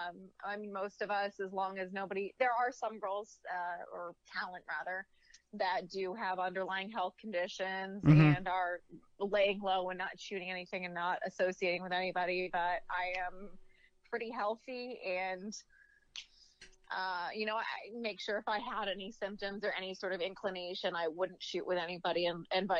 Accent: Central Florida, United States; I am born and raised in Central Florida

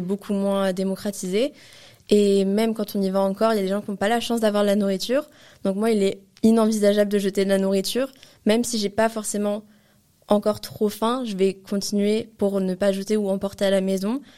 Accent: France; on est français

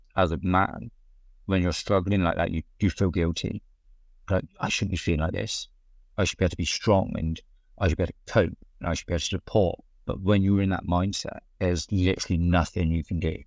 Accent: South West England, United Kingdom; I grew up in Southwest England. Tiny little market town where everybody knows each other

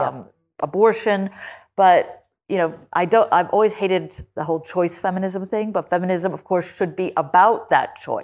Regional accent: United States; I say this as an American

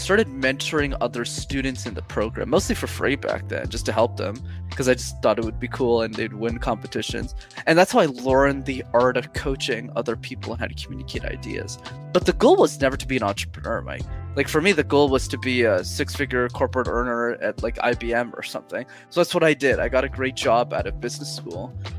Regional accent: Montreal, Quebec, Canada; English is a second language; I grew up in Montreal, which is still where I'm based

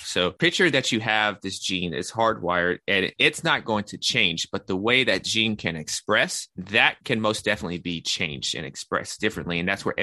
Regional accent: Nashville, Tennessee, United States; also born or lived in New York; I'm from Nashville, Tennessee. That's where I'm currently located.

